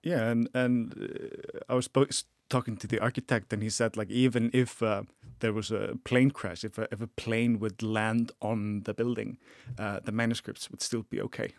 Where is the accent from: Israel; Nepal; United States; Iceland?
Iceland; I am an Icelandic person